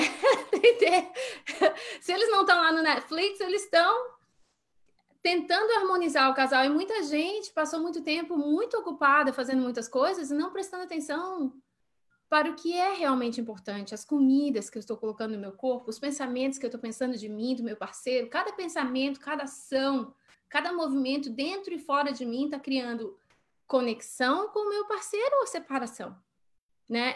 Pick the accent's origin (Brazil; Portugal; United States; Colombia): Brazil; Balneário Camboriú, Santa Catarina; moved away; Eu sou de Balneário Camboriú